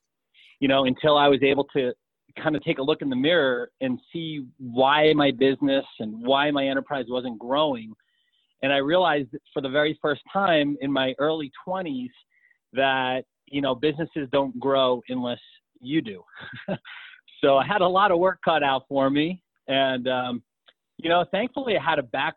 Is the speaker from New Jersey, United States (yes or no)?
no; New York, United States; now in Colorado, United States; I was born and raised in New York